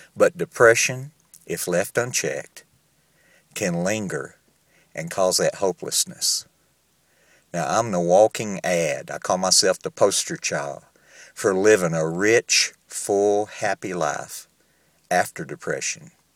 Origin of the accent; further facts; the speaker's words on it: Southern United States, United States; accent: southern; moved away as an adult; now in Entebbe, Uganda; if I've lost my southern accent, I can assure you I still have it.